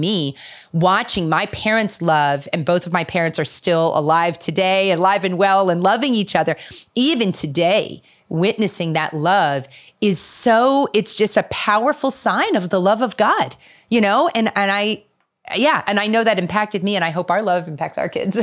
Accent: Philadelphia, Pennsylvania, United States; I'm actually from the Philadelphia area

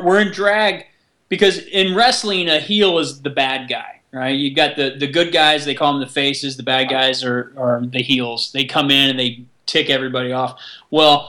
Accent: Orlando, Florida, United States; now in Toluca Lake, United States; premiere that in Orlando, which is my hometown

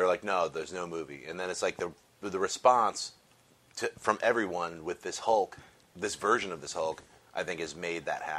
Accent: Connecticut, United States; also born or lived in Chicago; I grew up in Connecticut, and then I went to the Art Institute of Chicago, and then I moved out here in like '99.

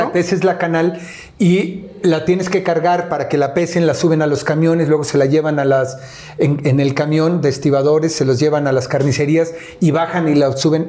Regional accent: Mexico City, Mexico; no solamente vivía, yo nací en Iztapalapa

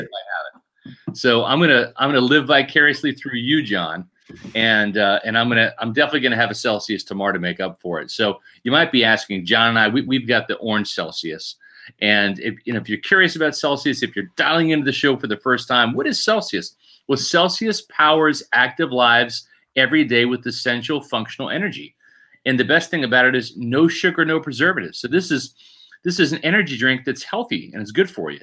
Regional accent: Alexandria, Virginia, United States; moved away; I grew up in Alexandria, Virginia

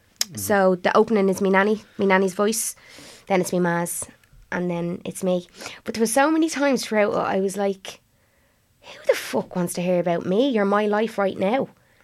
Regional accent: Blanchardstown, Leinster, Ireland

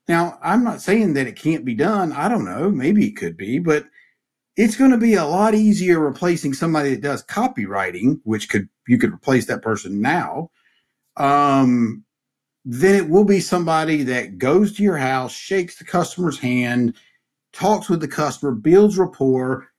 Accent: Mount Airy, North Carolina, United States; growing up in Mayberry

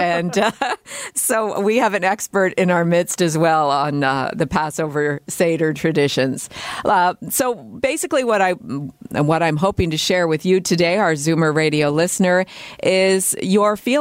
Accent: Canada; Growing up in Canada as a Christian in the United Church

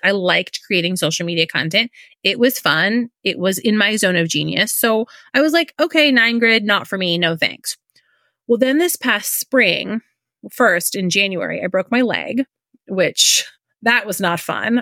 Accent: Indiana, United States; moved away as an adult; now in Florida, United States; We live in Florida. Um, we're originally from Indiana

